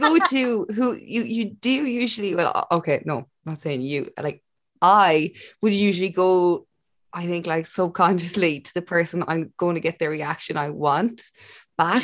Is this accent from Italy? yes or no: no; Ireland; as an Irish person